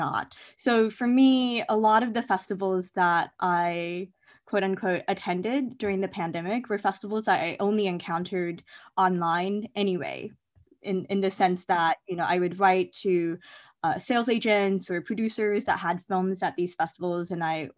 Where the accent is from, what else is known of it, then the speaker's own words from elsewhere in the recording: Columbia, Missouri, United States; now in Boston, United States; Columbia, Missouri, which is my hometown